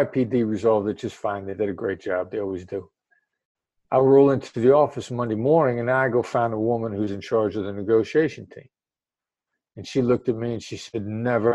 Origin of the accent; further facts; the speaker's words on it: Iowa, United States; moved away as an adult; also born or lived in Kansas City, Missouri; I grew up in the Midwest, and I decided to kind of stick to the Midwest for the time being. And where I grew up in Iowa, small town in Iowa